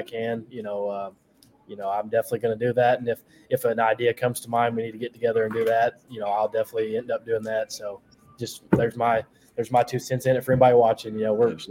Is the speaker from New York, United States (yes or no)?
no; Corbin, Kentucky, United States; I came from Corbin